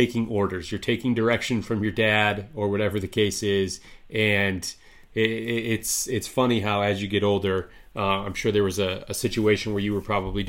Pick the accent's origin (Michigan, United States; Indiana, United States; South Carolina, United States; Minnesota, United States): Michigan, United States; Yeah, I mean, I'm from Michigan, born and raised, still reside here.